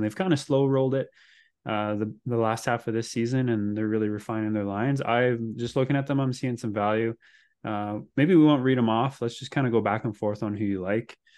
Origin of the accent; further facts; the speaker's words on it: Canada; as a Canadian